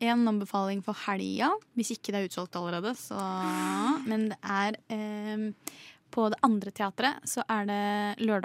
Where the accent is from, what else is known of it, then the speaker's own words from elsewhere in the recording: Bergen, Vestland, Norway; Jeg er bergenser.